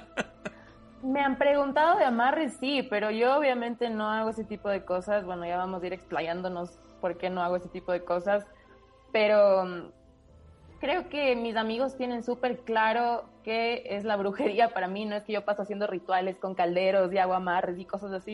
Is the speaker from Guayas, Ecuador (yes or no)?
no; Quito, Pichincha, Ecuador; soy de Quito